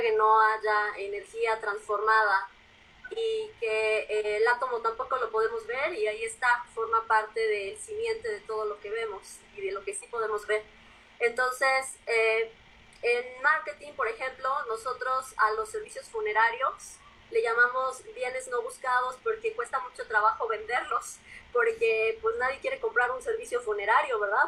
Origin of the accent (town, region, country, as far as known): Mexico